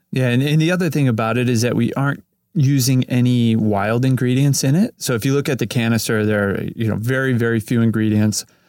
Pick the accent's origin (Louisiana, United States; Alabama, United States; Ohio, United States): Ohio, United States; Cleveland; now in Los Angeles, United States; I grew up in Cleveland, Ohio